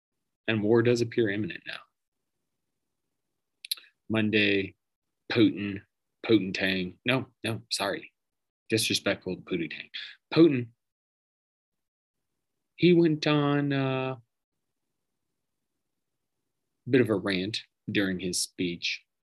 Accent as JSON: {"language": "English", "country": "United States"}